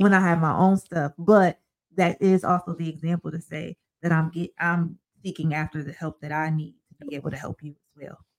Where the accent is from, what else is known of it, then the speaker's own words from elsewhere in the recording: Sandusky, Ohio, United States; now in Toledo, United States; I grew up in Sandusky, went to the same church all my life